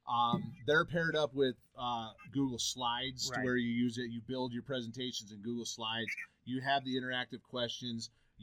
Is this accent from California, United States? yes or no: no; Michigan, United States; moved away; also born or lived in Nevada; Growing up in Michigan